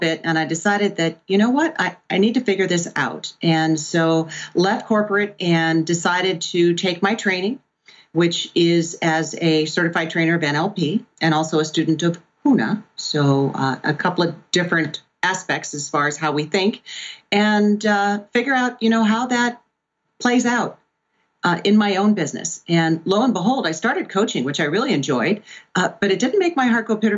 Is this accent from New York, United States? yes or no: no; Pennsylvania, United States; also born or lived in Southwest Florida; I was born and raised in Pennsylvania and on Lake Erie